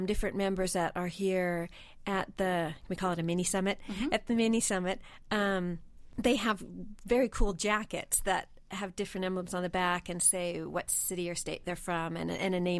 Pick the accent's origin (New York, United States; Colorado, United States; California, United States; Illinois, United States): California, United States; I grew up in California and Big Bear Mountain